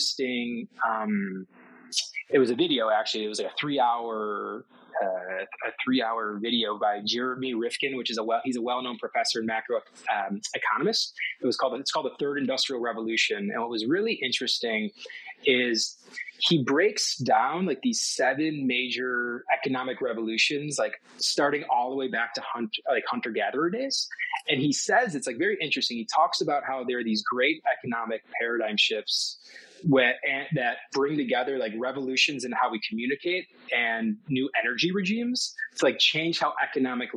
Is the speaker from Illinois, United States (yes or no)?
no; Detroit, Michigan, United States; I actually went back to Detroit, where I'm from originally